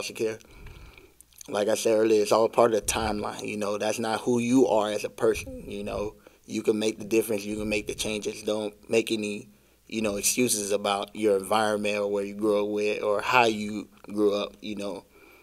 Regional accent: Broward County, Florida, United States; also born or lived in Miami, Florida; I was born in Miami and raised in Broward County

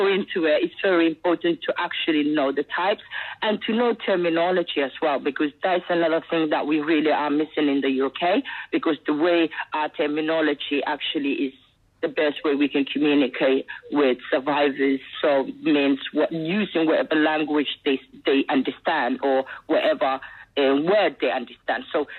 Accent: Somaliland, Somalia; born there; So I was born in Somalia, which is the British colonized part, which is called Somaliland now.

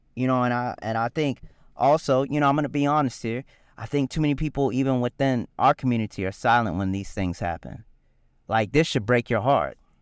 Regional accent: Richland County, South Carolina, United States; Richland County, which is where I grew up

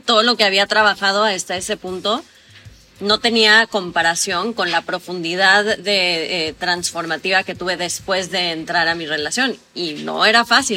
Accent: Mexico; yo soy de México

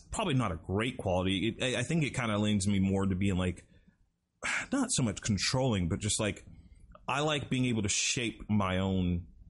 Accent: South Carolina, United States; now in Florida, United States; I'm coming from South Carolina, dude, where we actually got snow.

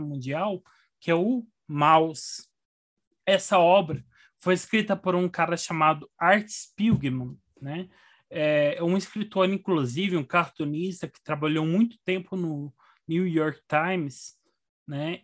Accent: Frutal, Minas Gerais, Brazil; now in Brasília, Brazil; eu nasci em Frutal

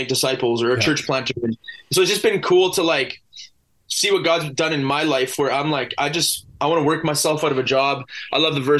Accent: Vancouver Island, British Columbia, Canada; here in my hometown where I labor

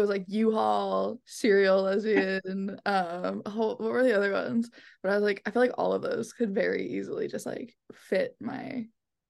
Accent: Pennsylvania, United States; I'm 24. I go by she, her pronouns. I'm from Pennsylvania.

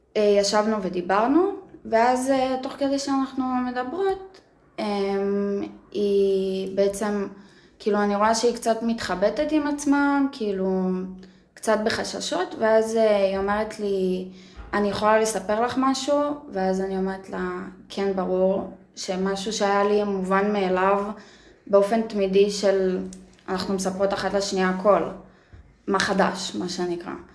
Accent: Yavne, Central District, Israel; אני גדלתי ב- ביבנה

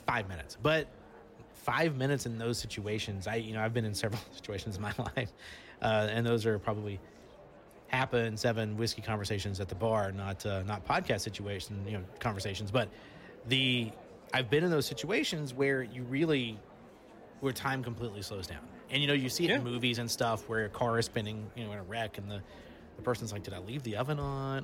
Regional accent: Alabama, United States; I'm from Alabama

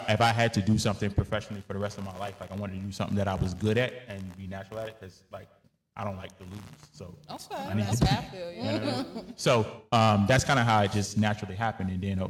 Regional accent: United States; because us as African American people have been so behind for so many years, we're having to play catch up.

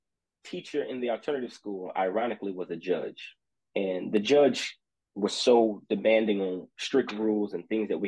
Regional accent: Austin, Texas, United States; I am from Austin, Texas, a graduate of Wiley College

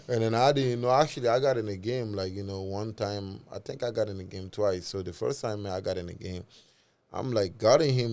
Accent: Mali; we are both from Mali

